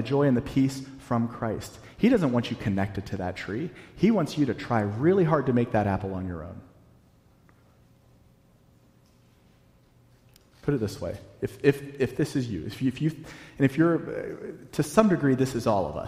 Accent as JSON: {"language": "English", "region": "Virginia", "country": "United States", "tie": "born or raised there", "also_born_or_lived": "North Carolina / the South", "moved": "as an adult", "lives_now": "New England, United States", "said": "I grew up in Virginia, and then I lived in North Carolina for almost a decade, and we moved up here"}